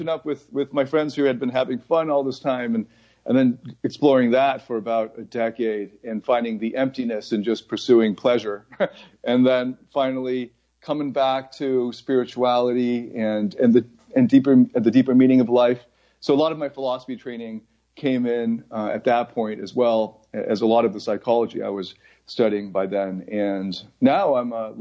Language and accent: English; Mississauga, Ontario, Canada; moved away as an adult; also born or lived in Taiwan / United States / Scarborough / Toronto; now in Bangkok, Thailand; I was born in Taiwan, and then at around 4 years old, we immigrated to the States, and then I think about 4 years later or so, we moved to Toronto. And then we bounced around like Scarborough to Mississauga, back to Scarborough, ended up in Mississauga, and then stayed there for basically 20 years